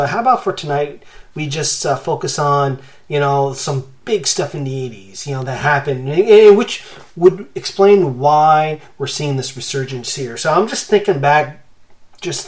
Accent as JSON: {"language": "English", "country": "Canada", "tie": "born or raised there", "said": "I grew up along the U.S. and Canadian border"}